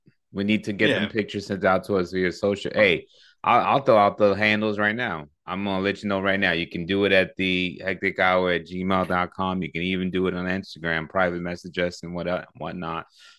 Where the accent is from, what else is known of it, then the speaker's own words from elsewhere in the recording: East Coast, United States; now in Los Angeles, United States; I'm from the East Coast.